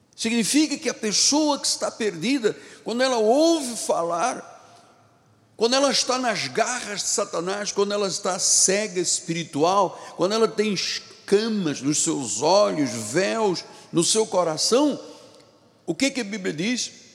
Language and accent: Portuguese; Luanda, Luanda Province, Angola; moved away; Eu não nasci aqui, vocês sabem, eu nasci em África, em Angola, em Luanda